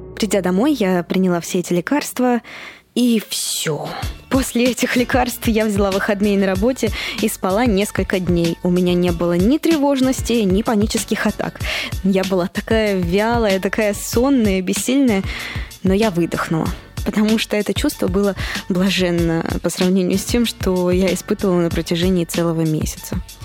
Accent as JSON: {"language": "Russian", "region": "Moscow", "country": "Russia", "tie": "born or raised there", "moved": "yes", "said": "я родилась и выросла в Москве"}